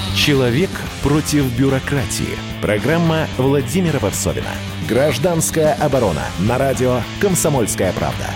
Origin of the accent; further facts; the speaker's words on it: Tula, Tula Oblast, Russia; я из Тулы